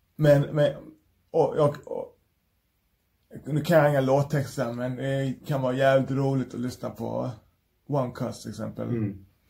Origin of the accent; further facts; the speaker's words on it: Malmö, Skåne, Sweden; jag är från Malmö